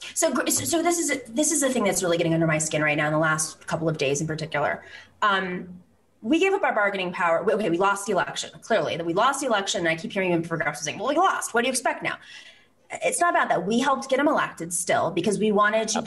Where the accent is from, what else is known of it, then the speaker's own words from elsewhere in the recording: Buffalo, New York, United States; I grew up in Buffalo